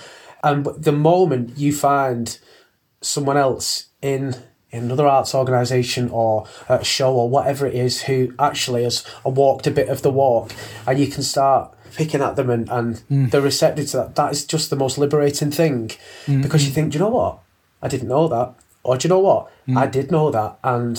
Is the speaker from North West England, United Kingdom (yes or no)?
yes; Manchester, North West England, United Kingdom; we're from Manchester, and you know, they don't curb their accents as well.